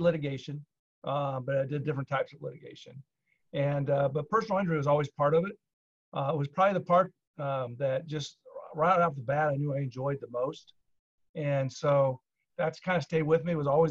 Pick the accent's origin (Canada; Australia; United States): United States; Plainfield, Indiana; also born or lived in Richmond, Indiana; I was born in Richmond, Indiana, actually grew up in Plainfield, Indiana, which is about 45 minutes west of Indianapolis